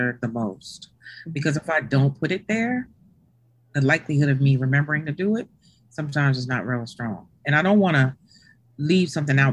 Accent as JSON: {"language": "English", "town": "Cambridge", "region": "Maryland", "country": "United States", "tie": "born or raised there", "moved": "yes", "lives_now": "Claymont, United States", "said": "I'm actually from the Eastern Shore of Maryland"}